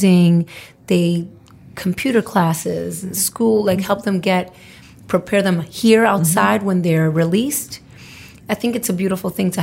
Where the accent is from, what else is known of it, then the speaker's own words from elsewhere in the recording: New York City, New York, United States; I'm from Brooklyn